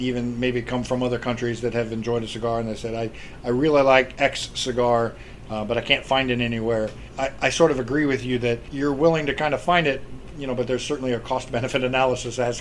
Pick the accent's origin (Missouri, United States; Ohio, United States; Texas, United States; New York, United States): Ohio, United States; moved away; I grew up in Ohio